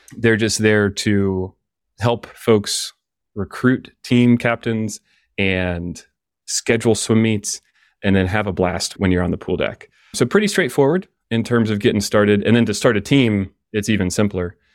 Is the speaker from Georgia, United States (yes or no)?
yes; Atlanta, Georgia, United States; I grew up in Atlanta, swimming for the Atlanta Swim Association